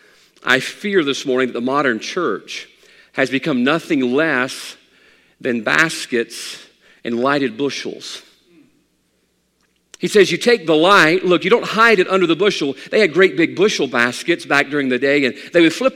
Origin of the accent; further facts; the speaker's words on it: South Mississippi, United States; we grew up here in the South. I'm a South Mississippi boy.